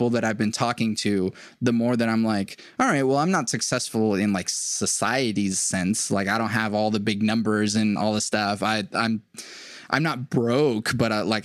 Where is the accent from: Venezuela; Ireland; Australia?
Venezuela; moved away; I'm an immigrant from Venezuela